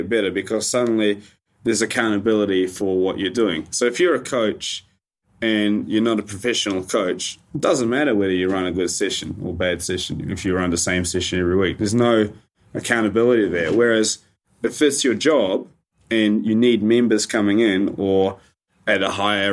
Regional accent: New Zealand; growing up in New Zealand

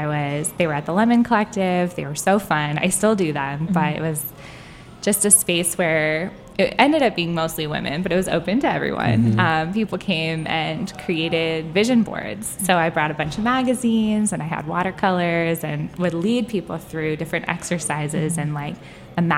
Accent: California, United States; now in Washington, D.C., United States; I grew up in California, really liberal family, really liberal area.

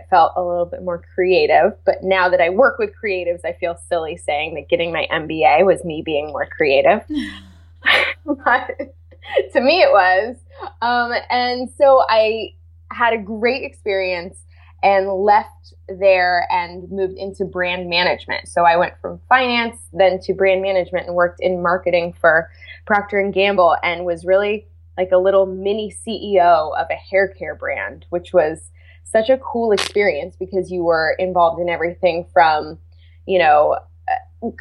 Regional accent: California, United States; I'm from California

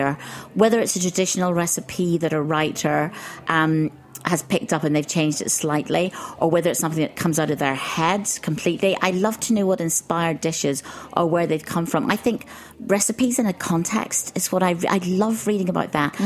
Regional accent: Ireland; I grew up in Ireland

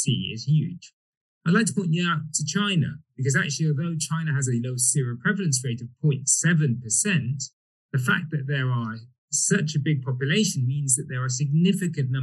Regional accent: Egypt; now in United Kingdom; I'm originally from Egypt

